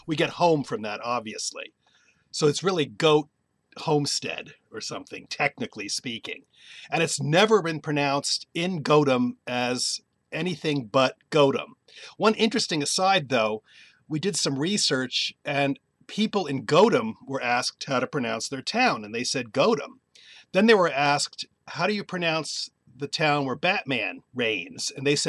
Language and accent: English; New Jersey, United States; We grew up in New Jersey